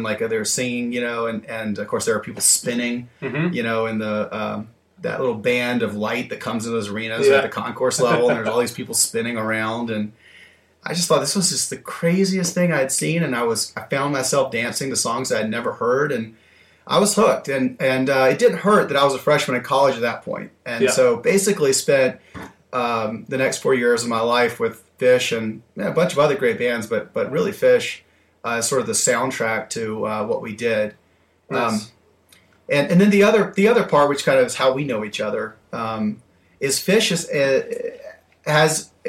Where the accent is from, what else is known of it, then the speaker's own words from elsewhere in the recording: Alabama, United States; But yeah, so growing up in Alabama, I wasn't a big music